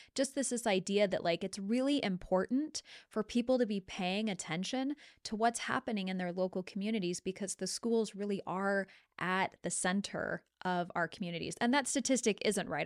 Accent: Lewiston, Idaho, United States; I came from Lewiston, and so there was the Lewiston School District

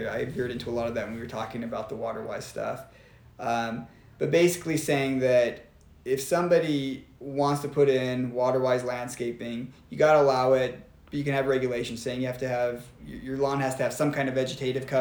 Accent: Arizona, United States; now in Utah, United States; I come from Arizona

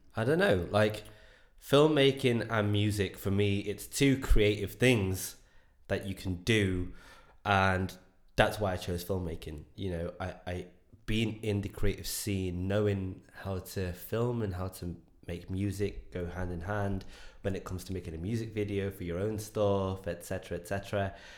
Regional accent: Enniscorthy, Leinster, Ireland; moved away; I grew up in Ireland in the back house of absolute nowhere in a little town called Enniscorthy

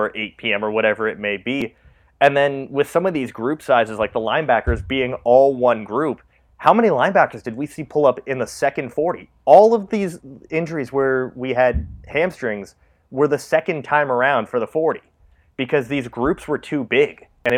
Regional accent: Canada; We're Canadian

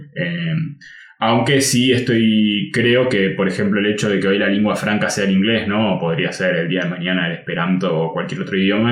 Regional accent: Argentina; first language Spanish; en Argentina casi todos los lugares enseñan inglés británico

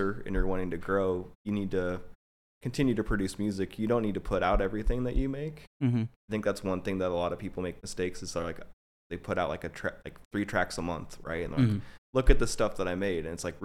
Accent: Olathe, Kansas, United States; also born or lived in Overland Park, Kansas; I grew up out in Olathe in Overland Park.

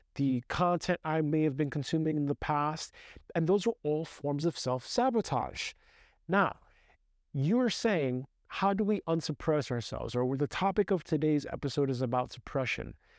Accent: New York City, New York, United States; growing up in Brooklyn

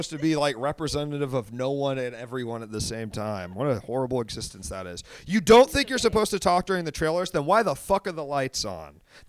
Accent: Washington, District of Columbia, United States; I grew up in Washington, D.C., technically

